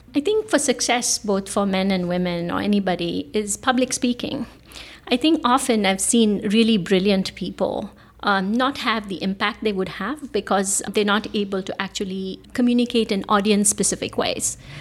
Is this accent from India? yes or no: yes; Bangalore, Karnataka, India; moved away as an adult; now in San Francisco Bay Area, United States; I was born in Bangalore, India. I now live in the San Francisco Bay Area.